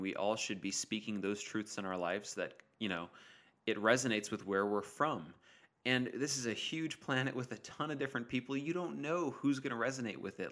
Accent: Modesto, California, United States; moved away; I was up in Modesto in my hometown just hanging out with my family

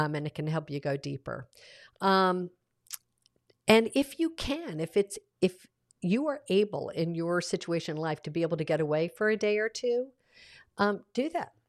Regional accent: the South, United States; I grew up in the South with an author-, authoritarian father

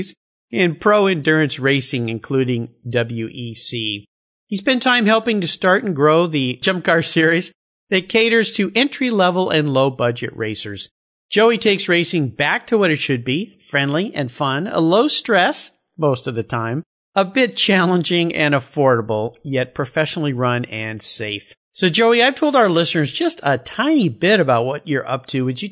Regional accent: Southern California, United States; I grew up in Southern California, and I was a long-haired surf rat.

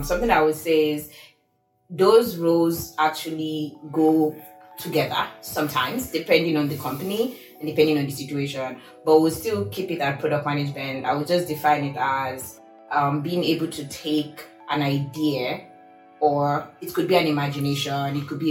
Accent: Lagos, Nigeria; now in Seattle, United States; I am originally from Lagos, Nigeria, but right now I claim I'm from Seattle.

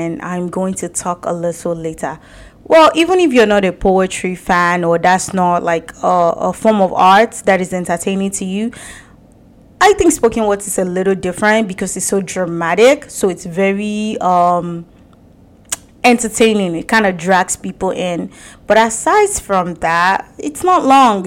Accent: Abeokuta, Ogun State, Nigeria; If it sounds better to you, Ogun State or Abeokuta, where I come from

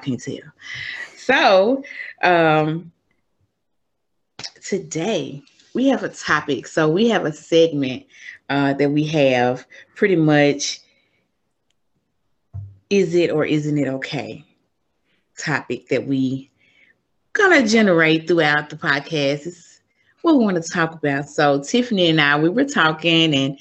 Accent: Memphis, Tennessee, United States; moved away as an adult; now in Maryland, United States; I am originally from Memphis, Tennessee. I currently live in Maryland.

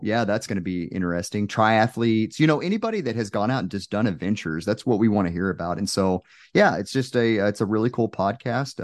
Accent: Texas, United States; moved away; I'm originally from Texas, so my family came out

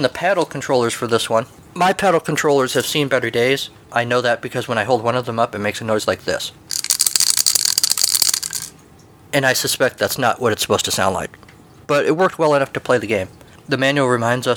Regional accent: United States; I'm an American

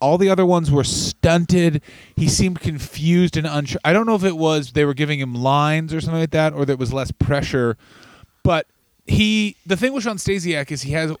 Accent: Canada; now in United States; I'm a Canadian guy, but I'm in America

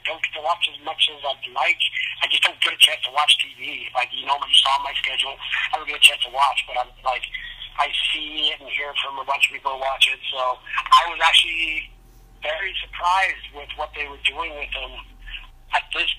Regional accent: Utah, United States; here in Utah

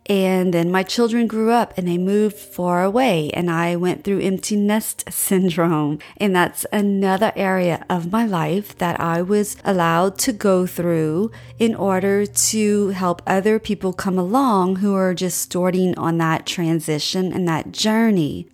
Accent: Louisiana, United States; We're from Louisiana

